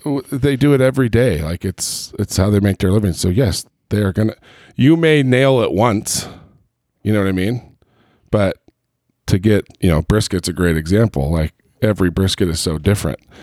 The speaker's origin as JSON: {"language": "English", "region": "Southern California", "country": "United States", "tie": "born or raised there", "moved": "yes", "lives_now": "Utah, United States", "said": "I grew up in Southern California"}